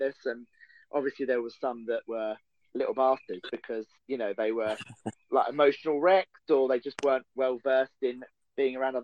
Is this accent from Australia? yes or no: no; Colchester, East of England, United Kingdom; I grew up in Essex in the UK, which is about an hour and a half from London